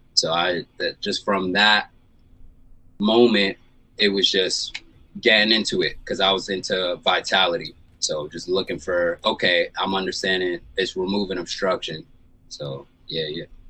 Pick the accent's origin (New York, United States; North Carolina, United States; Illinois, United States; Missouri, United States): New York, United States; New York City; now in San Diego, United States; I'm originally from Brooklyn, New York